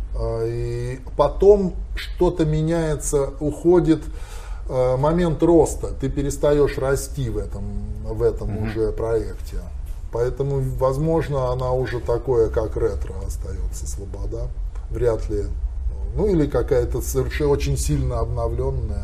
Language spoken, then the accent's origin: Russian; Arkhangelsk Oblast, Russia; accent: Arkhangelsk dialect; это мой родной архангельский говор, я помню это все с детства